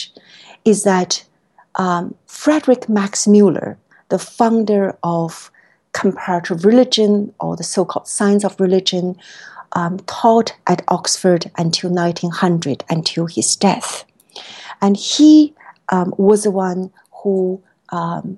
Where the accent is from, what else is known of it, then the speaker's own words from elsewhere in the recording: China; moved away as an adult; now in United States; being a student originally born and raised in China. I came to the States for college and then graduate school